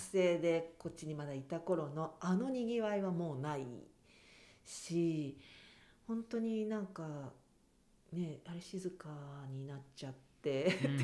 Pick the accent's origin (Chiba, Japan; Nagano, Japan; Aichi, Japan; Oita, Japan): Nagano, Japan; Kiso; moved away as an adult; also born or lived in Tokyo; 私はもう駅前で育っている